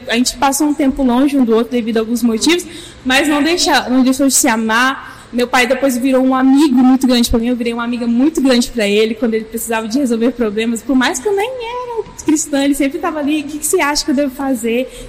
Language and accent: Portuguese; Minas Gerais, Brazil; also born or lived in near São Paulo; gente, eu sou mineira e por isso talvez vocês vão achar estranho um sotaque misturado aí, né?